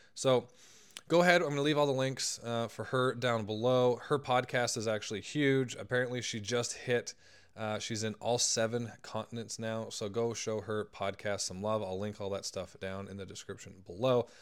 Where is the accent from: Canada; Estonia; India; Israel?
Canada; I'm Canadian